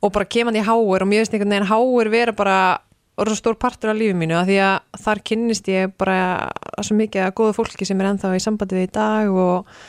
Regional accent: Egilsstaðir, Eastern Region, Iceland; moved away as an adult; now in Reykjavík, Iceland; ég er frá Egilstum mm. fætt og uppalinn þar og flytir rauninni til Reykjavíkur

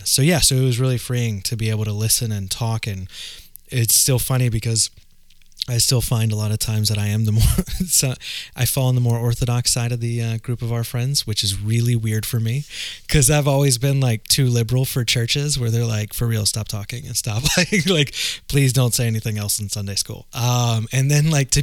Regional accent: the South, United States; growing up in the South

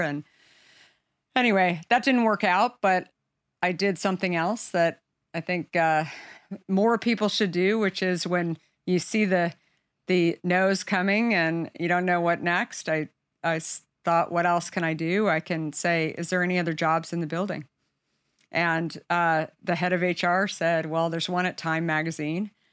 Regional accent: Arizona, United States; I grew up in Arizona

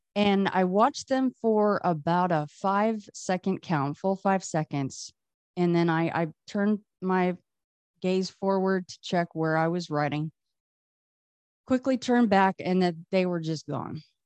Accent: Las Vegas, Nevada, United States; I grew up here in Vegas. I'm in Vegas now still.

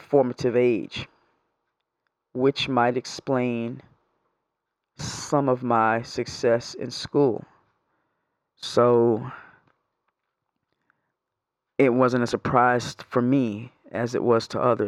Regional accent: New York, United States; moved away; I'm originally from New York.

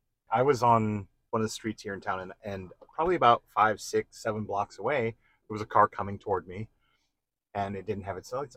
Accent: Wanaque, New Jersey, United States; accent: East Coast; moved away; I'm from New Jersey too. Where are you?" I was in Wanacue, New Jersey, northern New Jersey.

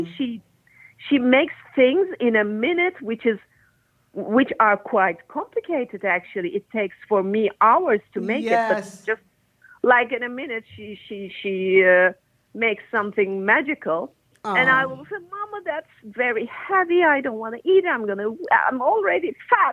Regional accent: Turkey; English is a second language; moved away; I'm from Turkey

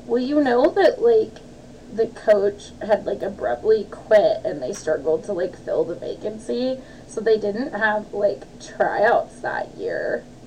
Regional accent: Olympia, Washington, United States; growing up in Olympia

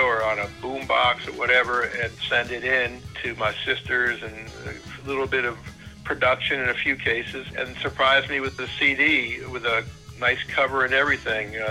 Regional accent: Hudson River Valley, New York, United States; now in Nashville, United States; I grew up in the Hudson River Valley

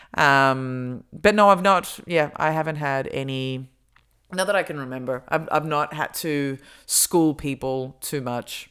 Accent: Australia; accent: Australian; moved away; my Australian accent comes out a lot stronger

